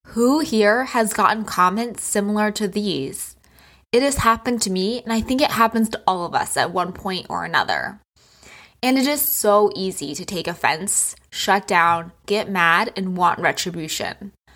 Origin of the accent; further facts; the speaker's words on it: New Hampshire, United States; also born or lived in New York City; now in Florida, United States; I used to live in New York City, and I grew up in New Hampshire